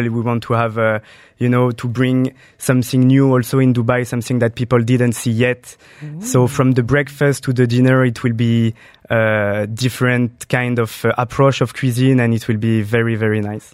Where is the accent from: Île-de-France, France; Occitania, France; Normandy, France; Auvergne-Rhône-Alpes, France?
Île-de-France, France; Saint-Germain-en-Laye; I, I grew up in France, uh, near Paris. It's a small city called Saint Germain en Laye.